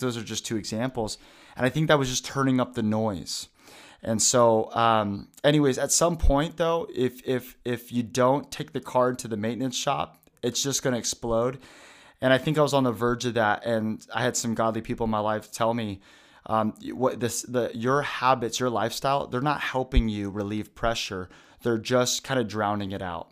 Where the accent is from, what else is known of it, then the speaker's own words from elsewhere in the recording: Vancouver, Washington, United States; also born or lived in Portland, Oregon / Tri-Cities, Washington; We helped start a church in Vancouver, Washington, probably 20, 30 minutes away